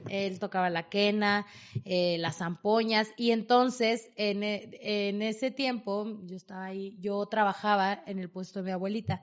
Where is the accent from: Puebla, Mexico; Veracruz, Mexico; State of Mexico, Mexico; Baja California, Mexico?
State of Mexico, Mexico; Tlalnepantla; moved away as an adult; soy de Tlalnepantla